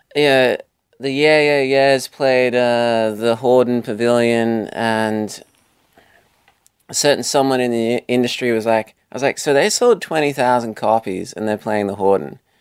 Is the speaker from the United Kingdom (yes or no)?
no; Australia; Being Australian